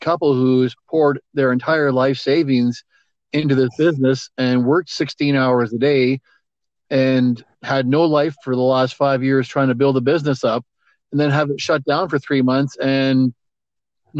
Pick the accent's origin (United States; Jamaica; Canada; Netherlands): Canada; Alberta; I grew up in Alberta